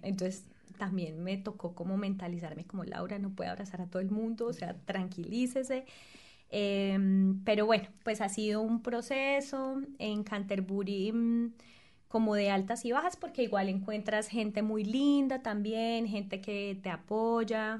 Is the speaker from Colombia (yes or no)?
yes; Sogamoso, Boyacá, Colombia; moved away as an adult; la región de donde vengo, Boyacá, es particularmente conocida por su agricultura